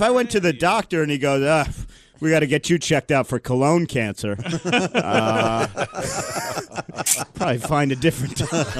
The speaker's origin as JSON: {"language": "English", "region": "Ohio", "country": "United States", "moved": "yes", "lives_now": "Brooklyn, United States", "said": "I'm from Ohio originally, like you said, but living in Brooklyn is weird."}